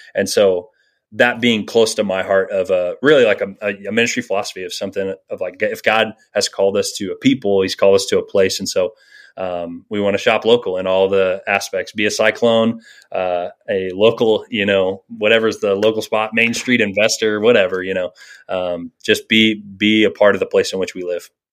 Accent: Virginia Beach, Virginia, United States; now in Ames, United States; I grew up in Virginia Beach, Virginia

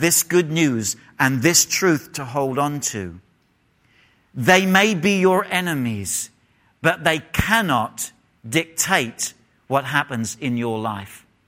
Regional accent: England, United Kingdom; moved away; if I was in England, I would have said full stop.

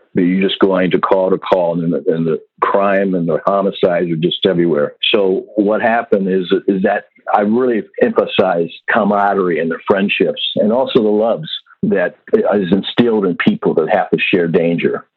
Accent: Iowa, United States; moved away as an adult; also born or lived in Germany; Where I grew up in Iowa

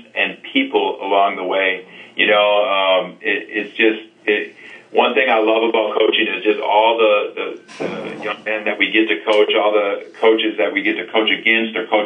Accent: Wisconsin, United States; moved away as an adult; now in Texas, United States; I was fortunate to grow up in Wisconsin

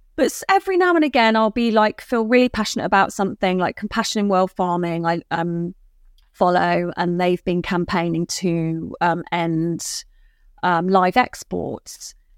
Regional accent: Dorset, South West England, United Kingdom; also born or lived in Bristol; I grew up in Dorset and then, um, lived in Bristol for about sixteen years of after uni.

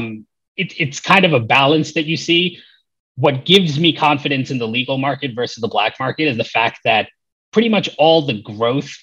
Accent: New York City, New York, United States; moved away as an adult; now in Los Angeles, United States; I grew up in the Bronx in New York, and, you know, I lived there from 1988 to 2013

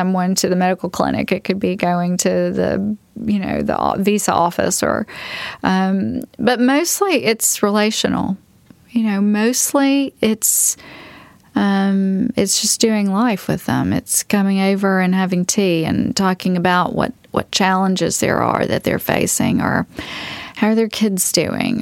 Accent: the South, United States; growing up in the South, hospitality was always important to me

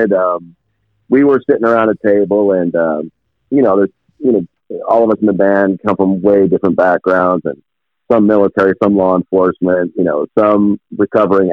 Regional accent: New Jersey, United States; I was raised in New Jersey

